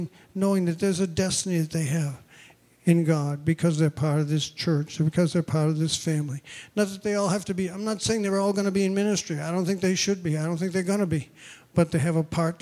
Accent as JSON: {"language": "English", "region": "New England", "country": "United States", "tie": "born or raised there", "also_born_or_lived": "Newburgh, New York", "moved": "as an adult", "said": "we grew up in New England"}